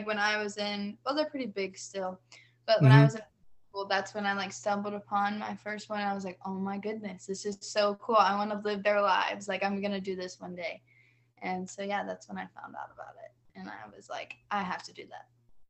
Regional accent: Statesboro, Georgia, United States; I am from Statesboro, Georgia

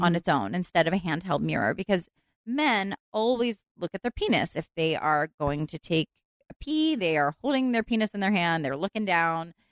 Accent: Philadelphia, Pennsylvania, United States; moved away as an adult; now in Los Angeles, United States; I moved to LA when I was 19, so most of my growing up was mm. on the East Coast

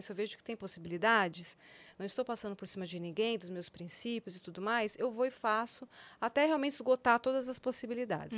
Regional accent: São Paulo, Brazil; moved away as an adult; Eu nasci em São Paulo, né? Minha vida sempre foi aqui em São Paulo até mais ou menos os 19 anos, 20 anos, não, 21 anos

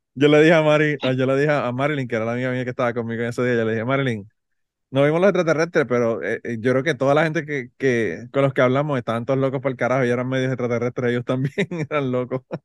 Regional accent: Puerto Rico; now in United States; somos de Puerto Rico

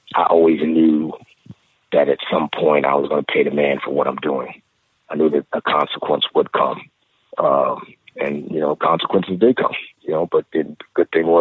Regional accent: New York City, New York, United States; moved away as an adult; also born or lived in Nigeria; growing up in the Bronx

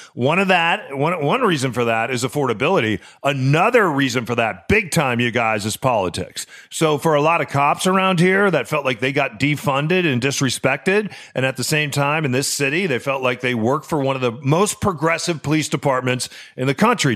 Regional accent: Chicago, Illinois, United States; moved away; also born or lived in American Southwest; growing up in Chicago

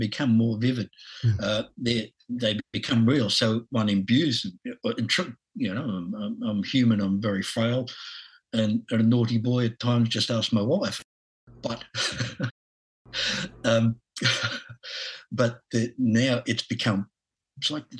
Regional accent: Australia; accent: Aussie; my Aussie accent

